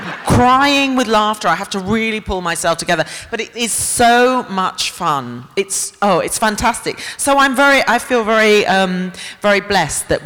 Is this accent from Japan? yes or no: no; England, United Kingdom; born or raised there